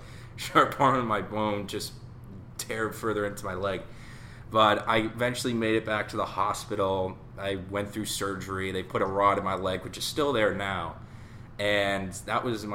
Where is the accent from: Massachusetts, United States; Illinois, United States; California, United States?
Massachusetts, United States; Norwell; I am from Norwell, Massachusetts, and I'm currently a junior at SMU